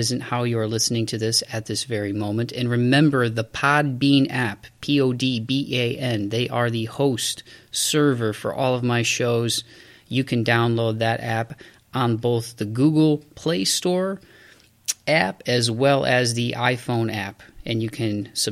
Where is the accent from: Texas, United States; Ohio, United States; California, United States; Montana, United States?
Ohio, United States; Toledo; little suburb of Toledo, my hometown